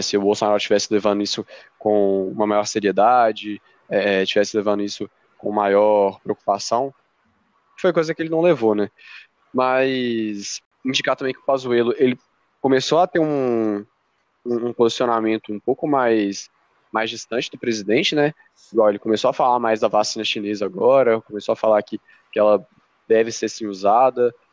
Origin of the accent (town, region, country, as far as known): Brazil